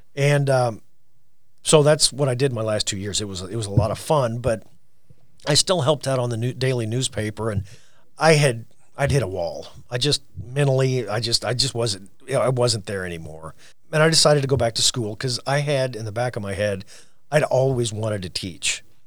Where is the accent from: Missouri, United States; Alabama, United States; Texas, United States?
Missouri, United States; Orrick; I'm from Oric, Missouri. That's O R R I C K.